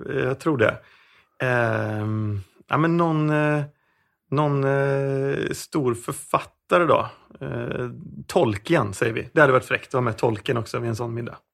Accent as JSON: {"language": "Swedish", "town": "Vårgårda", "region": "Västra Götaland", "country": "Sweden", "tie": "born or raised there", "also_born_or_lived": "Sundsvall", "said": "jag är egentligen född i Sundsvall men vi flyttade ner till eh, Vårgårda när jag var runt sex ah. Vårgårda som är alltså grannorten med Allingsås här."}